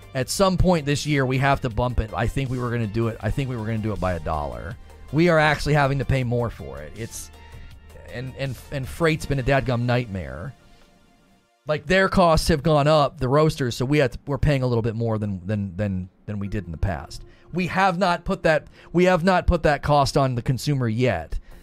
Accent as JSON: {"language": "English", "town": "Canton", "region": "Ohio", "country": "United States", "tie": "born or raised there", "moved": "yes", "lives_now": "Louisville, United States", "said": "I am originally from northeastern Ohio. I grew up in Canton, Ohio."}